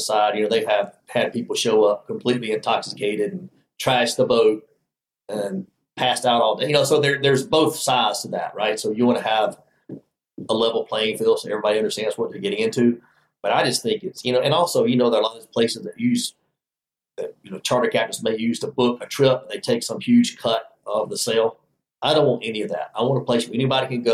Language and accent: English; Alabama, United States; I grew up in Alabama